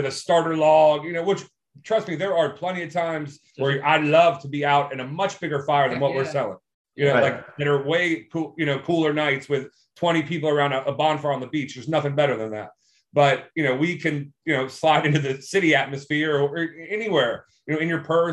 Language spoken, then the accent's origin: English; Germantown, Maryland, United States; I grew up in Germantown, Maryland